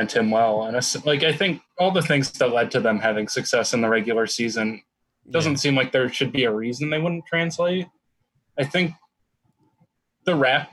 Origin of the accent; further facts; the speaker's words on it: Madison, Wisconsin, United States; moved away; also born or lived in Milwaukee; I grew up in Madison